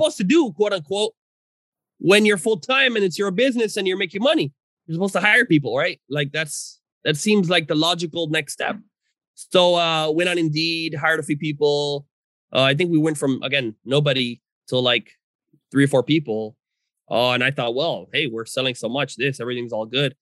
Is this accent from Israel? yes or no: no; Venezuela; I'm from Venezuela.